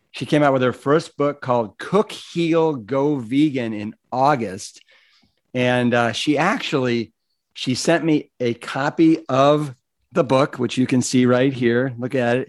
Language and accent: English; Cleveland, Ohio, United States; moved away; also born or lived in Austin, Texas; I'm from Cleveland, Ohio